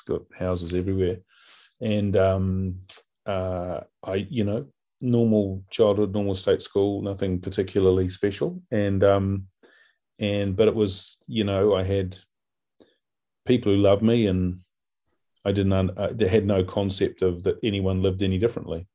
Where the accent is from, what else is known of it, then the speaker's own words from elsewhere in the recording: Auckland, New Zealand; I grew up in West Auckland in a place called Sunnyvale